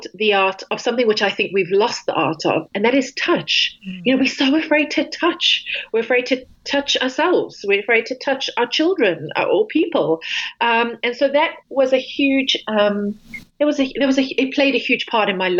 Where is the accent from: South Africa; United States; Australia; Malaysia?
South Africa; originally, I grew up in South Africa, and we, along the beach, we never had shoes on